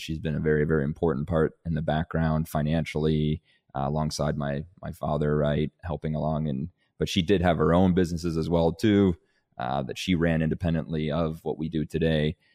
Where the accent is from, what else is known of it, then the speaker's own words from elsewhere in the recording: Canada; also born or lived in Denmark; I'm, I'm originally from Denmark, hence the, uh, the very Scandinavian name. Um, and my family, uh, because of my parents, back when I was eight, moved us from Denmark to Canada